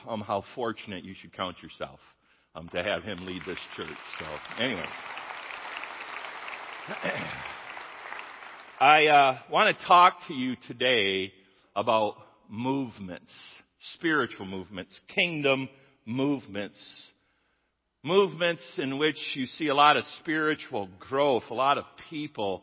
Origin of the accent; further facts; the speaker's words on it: Jenison, Michigan, United States; moved away; I grew up here in Jennison, top of the hill